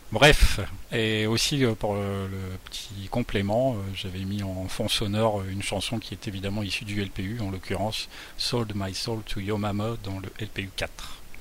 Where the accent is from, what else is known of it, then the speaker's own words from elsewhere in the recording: Boulogne-sur-Mer, Hauts-de-France, France; la photo du jardin des Tintelleries, un jardin proche de là où j'ai grandi.